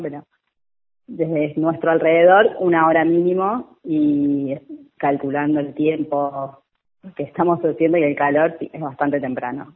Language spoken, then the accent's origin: Spanish; Benavídez, Buenos Aires Province, Argentina; somos de Benavides